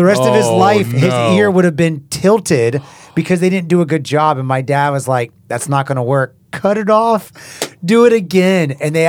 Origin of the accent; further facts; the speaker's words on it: Haiti; growing up in Haiti as a missionary, my older brother was young and reached down to pet a dog that was eating